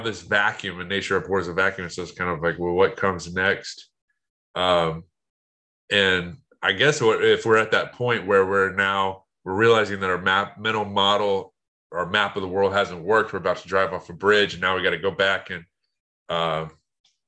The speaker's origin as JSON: {"language": "English", "country": "United States", "said": "as an American"}